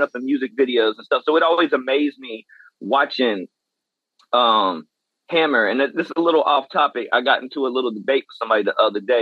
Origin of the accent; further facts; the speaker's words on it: West Columbia, South Carolina, United States; I am from the West Columbia, Lexington side of South Carolina